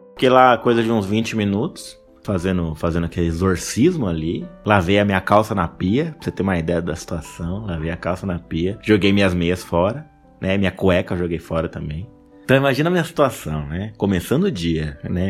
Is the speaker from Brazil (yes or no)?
yes; Mogi das Cruzes, São Paulo, Brazil; Eu sou daqui de Mogi